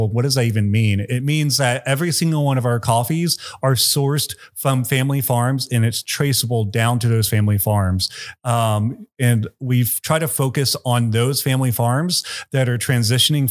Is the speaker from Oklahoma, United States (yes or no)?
no; Tomball, Texas, United States; I grew up in Tomball